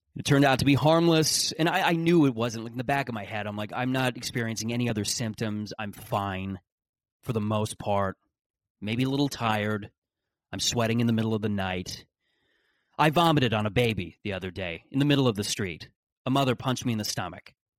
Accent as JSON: {"language": "English", "country": "Canada"}